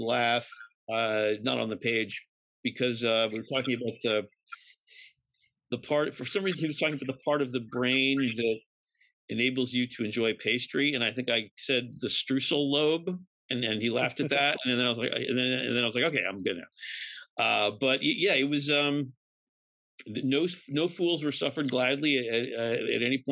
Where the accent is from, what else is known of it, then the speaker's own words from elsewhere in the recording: New York City, New York, United States; I'm from New York, was born on the Lower East Side